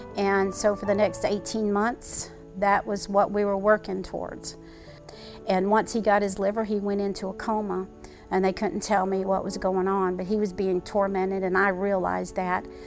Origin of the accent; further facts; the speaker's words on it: Chicago, Illinois, United States; moved away as an adult; also born or lived in Butler, Pennsylvania; now in Greenville, United States; I grew up in Chicago, Illinois. I actually was uh, born in Butler, Pennsylvania, and moved when I was five to Chicago and graduated high school and then came to South Carolina.